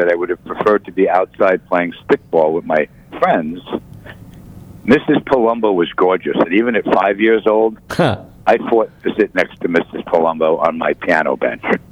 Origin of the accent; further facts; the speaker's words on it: Elmont, New York, United States; also born or lived in Brooklyn, New York; at 1 year old, I moved to a little town on the South Shore called Elmont on Long Island.